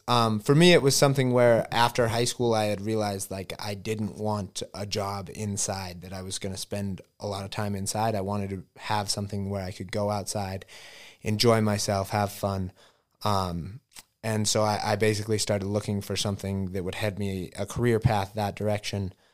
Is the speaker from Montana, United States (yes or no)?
yes; Elk Park, Montana, United States; I grew up actually outside of Butte in Elk Park, Montana.